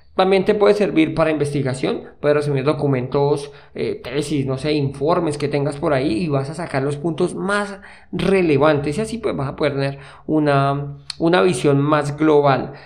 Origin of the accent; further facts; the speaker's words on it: Colombia; moved away as an adult; en el año que salí de Colombia